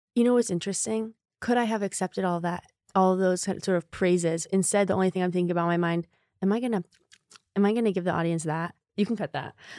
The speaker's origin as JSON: {"language": "English", "region": "Connecticut", "country": "United States", "also_born_or_lived": "Chicago", "moved": "as an adult", "lives_now": "New York, United States", "said": "I am from Connecticut"}